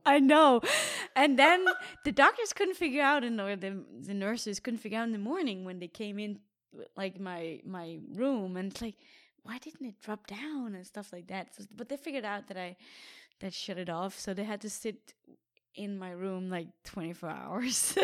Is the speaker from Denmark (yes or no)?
yes; Denmark; my triathlon club in Denmark, in my hometown